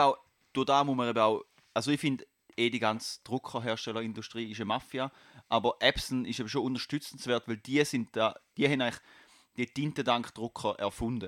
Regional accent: Basel, Basel-Stadt, Switzerland; ich komme aus Kleibasel

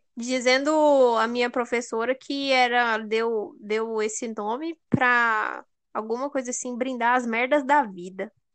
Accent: Mato Grosso, Brazil; nós que somos do Mato Grosso, que é 40 graus

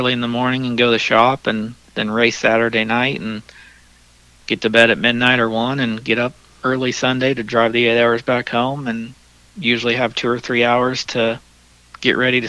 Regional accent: Indiana, United States; it's my home state

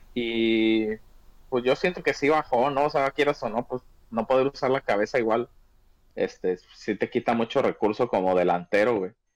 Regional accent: Mexico; como mexicanos

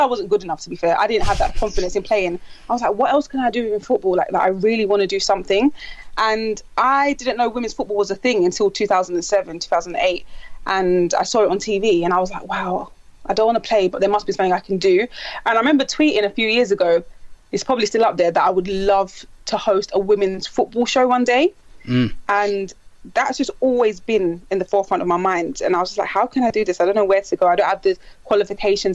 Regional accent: London, United Kingdom; we're from Stratford in East London

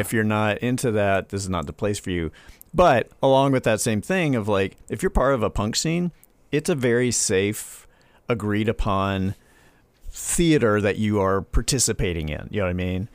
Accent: the South, United States; as a Southerner

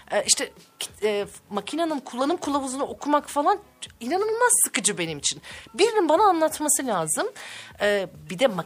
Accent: Çanakkale, Turkey; now in Ankara, Turkey; Evet, ee, 1976 Çanakkale doğumluyum. Ee, ilk orta lise eğitimi oradaydı. Hukuk fakültesini kazandım ve Ankara'ya geldim.

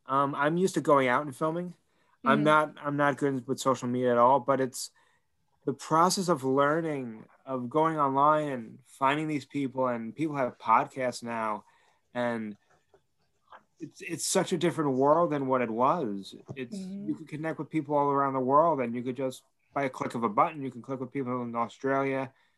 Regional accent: New York, United States; So I'm from New York and everyone else is from LA.

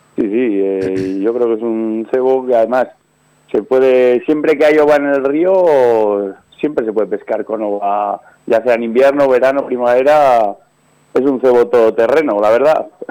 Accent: Soria, Castile and León, Spain; de aquí de mi, de mi pueblo

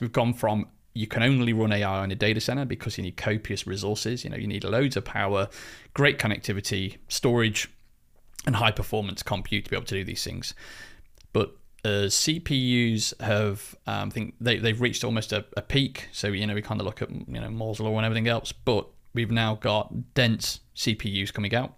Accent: United Kingdom; I'm British

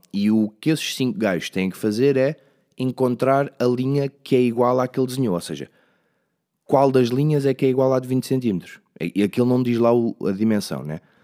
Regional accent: Leiria, Centro, Portugal; eu sou mesmo de Leiria, sou mesmo desta zona

